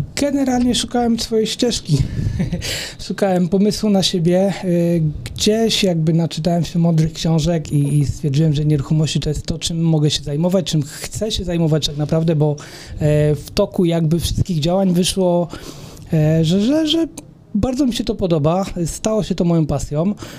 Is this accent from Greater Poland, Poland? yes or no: no; Sieradz, Łódź Voivodeship, Poland; w mieście, w gminie Sierad, skąd, skąd jestem